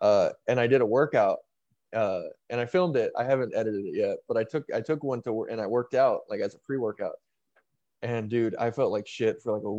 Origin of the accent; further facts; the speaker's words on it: Texas, United States; also born or lived in Ohio; I was born in Texas, but then I moved to Ohio for a few years, which is just a shithole, and then I moved back to Texas.